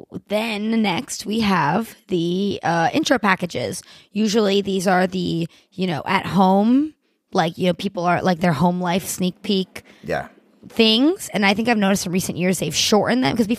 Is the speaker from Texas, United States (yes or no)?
no; Miami, Florida, United States; I'm from Miami